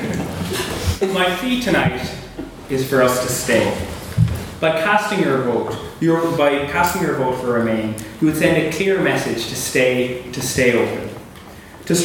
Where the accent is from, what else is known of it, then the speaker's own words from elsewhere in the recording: Cork, Munster, Ireland; moved away as an adult; now in Belfast, United Kingdom; I'm from Cork, so one of those EU migrants.